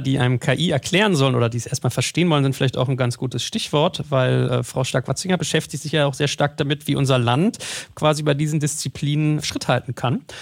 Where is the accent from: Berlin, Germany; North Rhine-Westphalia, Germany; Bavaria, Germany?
Berlin, Germany; als Berliner